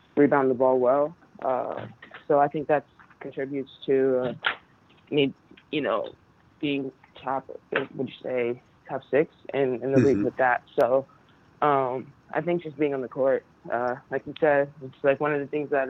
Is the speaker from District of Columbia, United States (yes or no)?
no; New Jersey, United States; I'm from Jersey